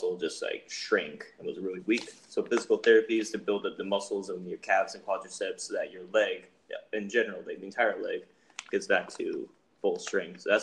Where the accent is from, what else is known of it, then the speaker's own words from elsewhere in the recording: Reno, Nevada, United States; I'm from Reno, which I guess we're all from.